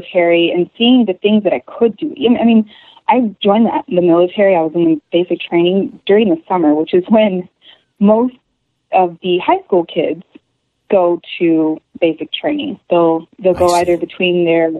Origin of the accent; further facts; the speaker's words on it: Chicago, Illinois, United States; also born or lived in Virginia; now in Michigan, United States; I was born in Virginia and spent most of my years in Chicago area, just outside of Chicago, and been around back and forth all over the place, but mostly Chicago